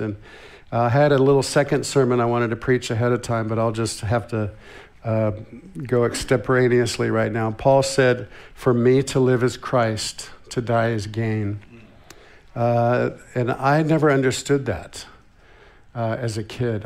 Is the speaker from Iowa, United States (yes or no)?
no; Santa Barbara, California, United States; I grew up in Santa Barbara, California.